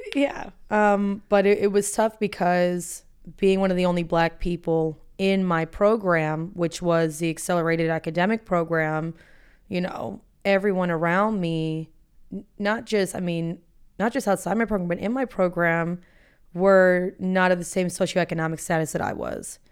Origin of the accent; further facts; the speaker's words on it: Boca Raton, Florida, United States; moved away as an adult; also born or lived in Atlanta; Boca Raton, Florida